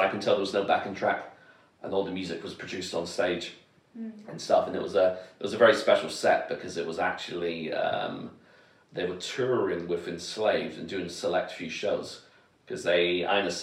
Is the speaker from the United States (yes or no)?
no; London, United Kingdom; I grew up in southeast London, so I know Elephant and Castle well